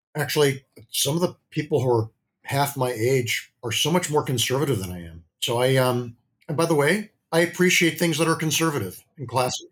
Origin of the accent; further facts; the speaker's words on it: Midwest, United States; I grew up in the Midwest.